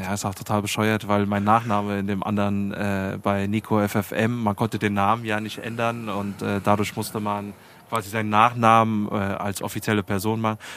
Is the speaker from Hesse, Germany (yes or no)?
yes; Heusenstamm, Hesse, Germany; born or raised there